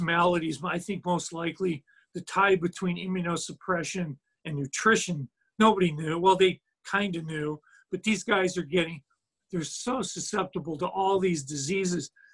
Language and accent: English; United States; me being American over here